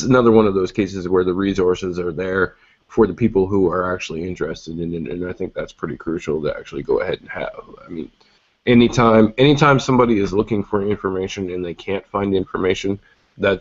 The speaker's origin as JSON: {"language": "English", "country": "Canada", "said": "as a Canadian who has dealt with Canadian carriers before"}